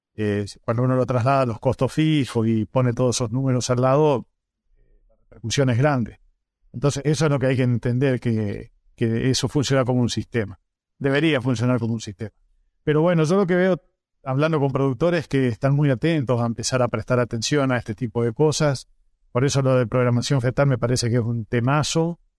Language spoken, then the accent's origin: Spanish; northern Santa Fe, Argentina; yo soy del norte de Santa Fe